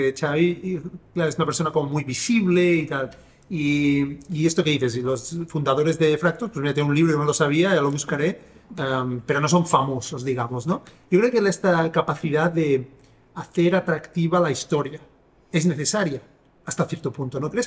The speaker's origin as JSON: {"language": "Spanish", "town": "Sabadell", "region": "Catalonia", "country": "Spain", "moved": "yes", "said": "Yo soy de Sabadell"}